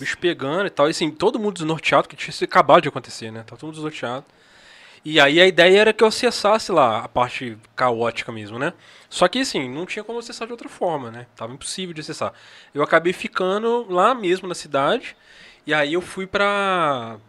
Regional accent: Minas Gerais, Brazil; eu sou de Minas Gerais

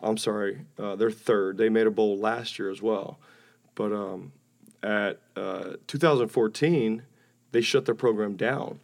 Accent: Alabama, United States; moved away; I enjoyed growing up in Alabama.

